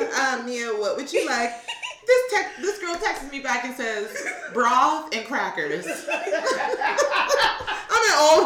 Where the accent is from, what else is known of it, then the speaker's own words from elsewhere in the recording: Pittsburgh, Pennsylvania, United States; And we're here in Deep Creek, Maryland, right now. And we're all from Pittsburgh. All 10 of us that are here, we're from Pittsburgh.